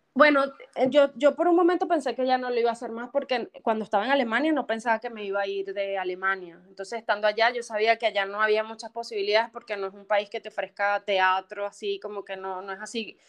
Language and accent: Spanish; Venezuela; moved away as an adult; now in United States; las venezolanas